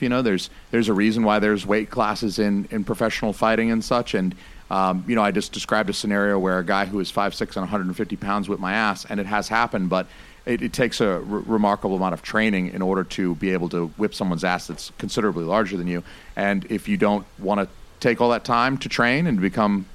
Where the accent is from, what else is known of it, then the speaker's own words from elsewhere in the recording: Georgia, United States; also born or lived in Ohio; now in New Hampshire, United States; I was born in Ohio, but I lived all my life in Georgia.